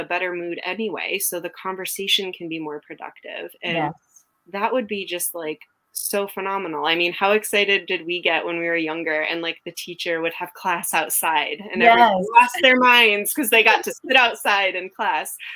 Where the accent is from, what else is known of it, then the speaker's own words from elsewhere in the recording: New England, United States; now in Texas, United States; I'm from New England. I live in Texas now